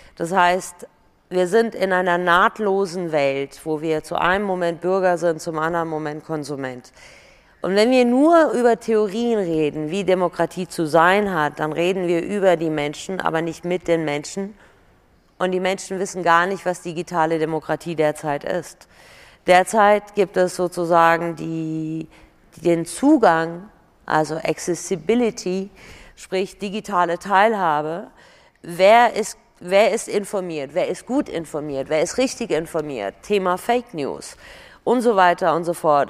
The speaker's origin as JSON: {"language": "German", "country": "Germany", "tie": "born or raised there", "also_born_or_lived": "Iran", "said": "ich bin mit acht nach Deutschland gekommen, ich bin Europäerin, ich bin Deutsche, ich bin Perserin"}